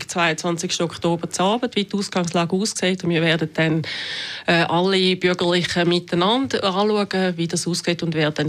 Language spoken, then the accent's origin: German; Zürcher Weinland, Zurich, Switzerland; now in Zurich, Switzerland; ich bin im Zürcher Wieland aufgewachsen, wohne jetzt seit rund 20 Jahren in der Stadt Zürich